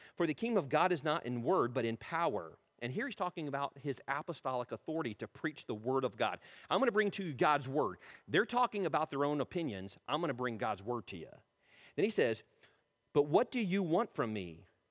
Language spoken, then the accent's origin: English; United States; We're being more American than being Christian